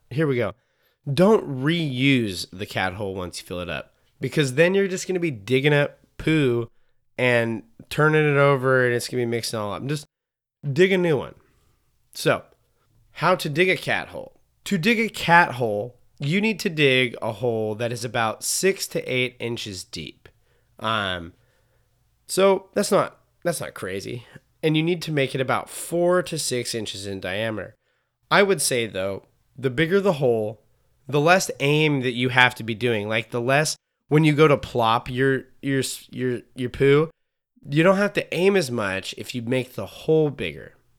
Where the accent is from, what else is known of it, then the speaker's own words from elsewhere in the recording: Montana, United States; I grew up in Montana, so it's like the prime spot for being in the wilderness